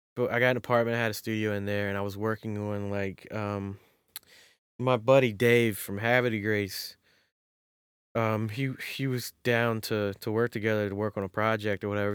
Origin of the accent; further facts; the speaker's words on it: Maryland, United States; also born or lived in North Carolina; I was born in North Carolina and then in sixth grade moved to Maryland